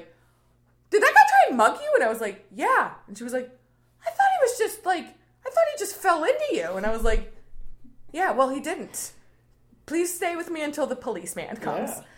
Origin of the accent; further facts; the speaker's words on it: Plainfield, Illinois, United States; I'm from Plainfield